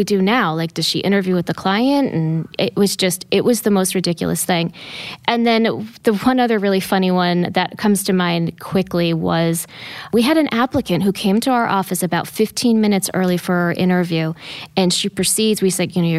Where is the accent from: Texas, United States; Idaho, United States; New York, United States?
New York, United States; Columbia County; I'm originally from Columbia County, so not too far south of here. Been here 25 years